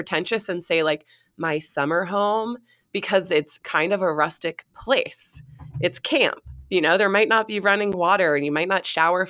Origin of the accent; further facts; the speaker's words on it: Maine, United States; both growing up in Maine